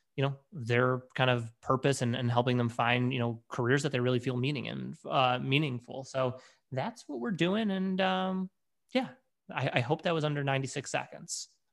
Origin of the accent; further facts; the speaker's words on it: Detroit, Michigan, United States; also born or lived in Washington, D.C.; originally born and bred in, in Detroit